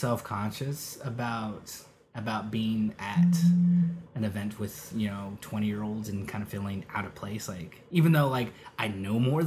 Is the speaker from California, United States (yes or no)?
yes; Rialto, California, United States; also born or lived in Redlands, California / Los Angeles, California / Riverside, California; Pretty much raised in Rialto